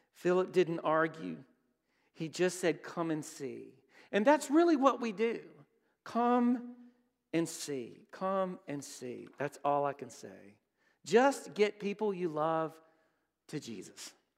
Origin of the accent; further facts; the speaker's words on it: Brookhaven, Mississippi, United States; I grew up in Brookhaven